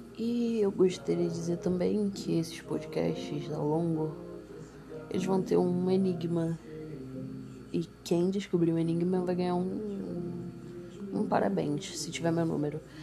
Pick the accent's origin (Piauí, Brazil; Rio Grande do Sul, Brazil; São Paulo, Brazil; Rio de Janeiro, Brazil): Rio de Janeiro, Brazil; Nova Iguaçu; eu sou de Nova Iguaçu. Baixada Fluminense.